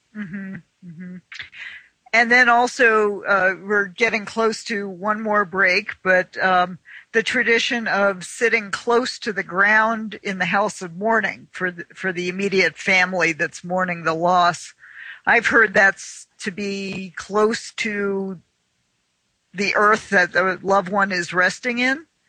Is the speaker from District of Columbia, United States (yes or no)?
yes; Washington, District of Columbia, United States; moved away; I'm originally from the Washington D.C. area